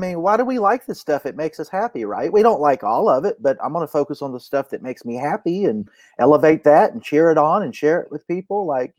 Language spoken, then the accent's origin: English; Charleston, South Carolina, United States; Old School Championship Wrestling here in Charleston, South Carolina, where I'm from. I know my accent sounds like I'm from Brooklyn, but no, I'm from the South.